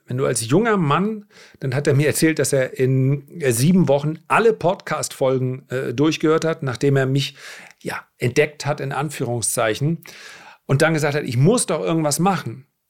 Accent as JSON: {"language": "German", "region": "Northern Germany", "country": "Germany", "said": "bei uns in Norddeutschland"}